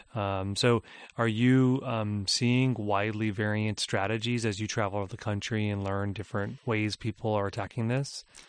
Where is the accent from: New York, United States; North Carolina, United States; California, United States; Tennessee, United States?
California, United States; I grew up in California